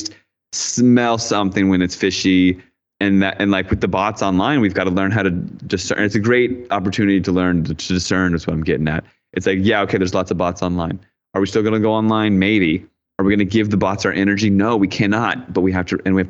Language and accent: English; D.C., Virginia, United States; I grew up outside in Virginia, right outside Washington, D.C.